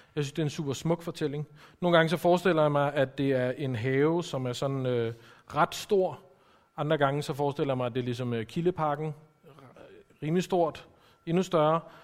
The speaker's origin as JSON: {"language": "Danish", "town": "Copenhagen", "region": "Capital Region of Denmark", "country": "Denmark", "said": "som I kan høre, så er jeg også fra København"}